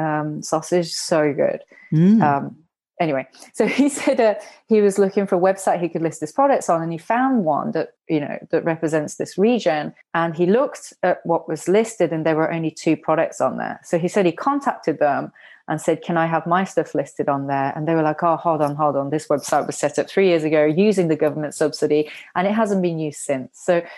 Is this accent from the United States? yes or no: no; Japan; also born or lived in United Kingdom; I was also growing up when I was younger, I grew up in Japan and also grew up in the UK